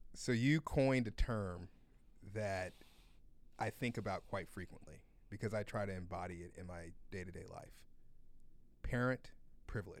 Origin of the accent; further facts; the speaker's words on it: United States; as an American